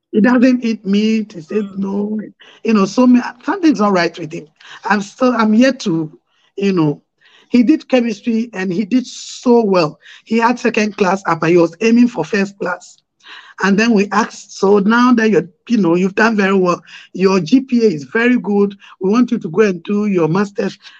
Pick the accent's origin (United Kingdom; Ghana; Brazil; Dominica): Ghana